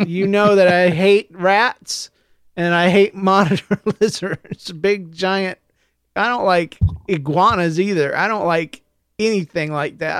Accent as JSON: {"language": "English", "region": "Florida", "country": "United States", "said": "I'm from Florida"}